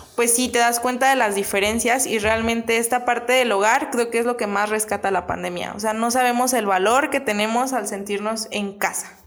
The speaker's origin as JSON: {"language": "Spanish", "town": "Angamacutiro", "region": "Michoacán", "country": "Mexico", "also_born_or_lived": "Madrid", "moved": "yes", "lives_now": "Querétaro, Mexico", "said": "Soy de un pueblito bastante pequeño eh, en Michoacán."}